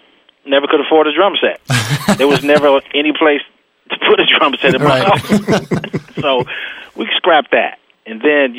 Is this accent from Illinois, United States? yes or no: no; Oakland, California, United States; I'm from Oakland, California